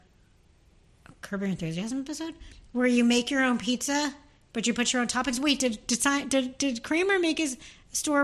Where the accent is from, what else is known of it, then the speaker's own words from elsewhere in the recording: New Jersey, United States; I'm from New Jersey